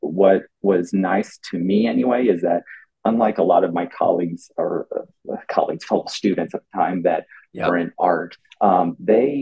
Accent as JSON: {"language": "English", "town": "Mexico", "region": "Missouri", "country": "United States", "tie": "born or raised there", "moved": "yes", "lives_now": "Los Angeles, United States", "said": "I'm from the Midwest in a small town in Missouri, a town called Mexico, Missouri, believe it or not, of 11,000 people."}